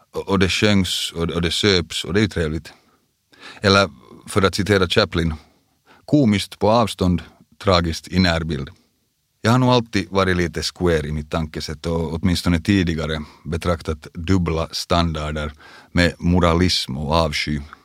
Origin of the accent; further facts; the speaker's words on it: Vaasa, Ostrobothnia, Finland; moved away; also born or lived in Porvoo; vi flyttade alltså från Borgo till Vasa, då jag gick i andra klass. Vasa kom också att bli den stad jag kallar hemstad i många år